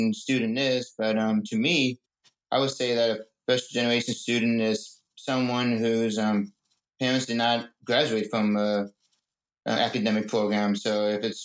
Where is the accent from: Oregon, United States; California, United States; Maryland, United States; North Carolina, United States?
North Carolina, United States; Fayetteville; I was born in Fayetteville, North Carolina